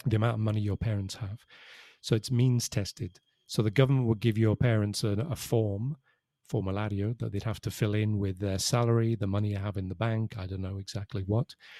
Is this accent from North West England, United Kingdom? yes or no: yes; Liverpool, North West England, United Kingdom; moved away as an adult; now in Spain; I'm from Liverpool